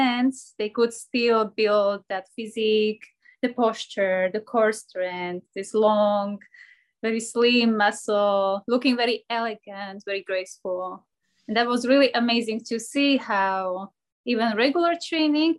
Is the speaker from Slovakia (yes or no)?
yes; Slovakia; moved away as an adult; also born or lived in Scotland; now in Miami, United States; I am born and raised in Slovakia, but at the moment I live in Miami